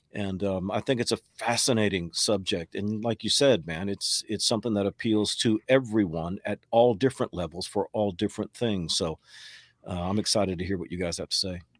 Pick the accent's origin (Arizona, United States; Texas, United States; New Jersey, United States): Texas, United States; moved away as an adult; also born or lived in New York; now in North Carolina, United States; I live in North Carolina now, born in New York. Spent most of my years growing up in Texas, relocated to North Carolina in ninety-seven.